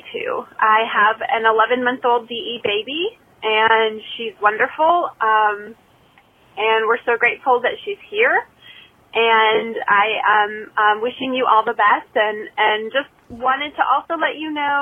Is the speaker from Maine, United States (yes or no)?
no; Kalamazoo, Michigan, United States; now in North Carolina, United States; I'm originally from Kalamazoo, Michigan